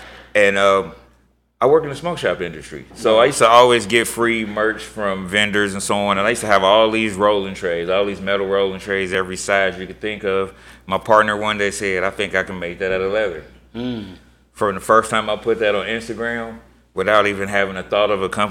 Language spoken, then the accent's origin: English; Ohio, United States; Born and raised right here in Ohio